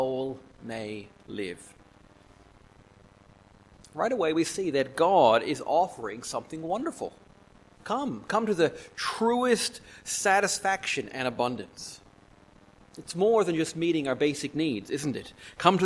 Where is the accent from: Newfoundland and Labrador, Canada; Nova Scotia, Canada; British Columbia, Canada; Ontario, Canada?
Newfoundland and Labrador, Canada; moved away; I'm from Newfoundland in Canada